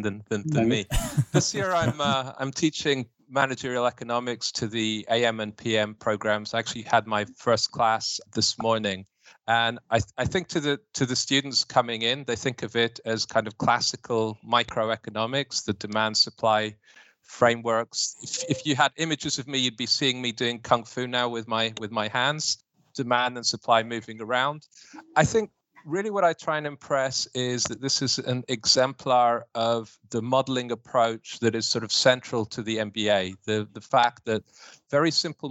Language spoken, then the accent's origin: English; United Kingdom; moved away; I'm a Brit with a proper classical education